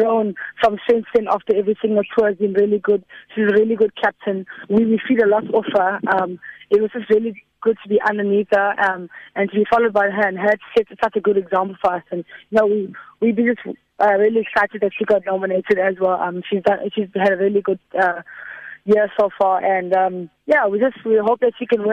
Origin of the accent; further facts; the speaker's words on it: South Africa; our country